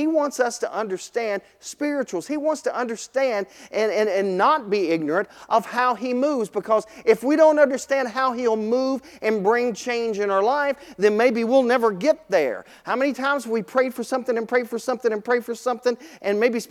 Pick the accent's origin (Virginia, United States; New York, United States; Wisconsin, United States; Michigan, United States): Virginia, United States; Vinton; I grew up right here in Vinton, went to William Byrd High School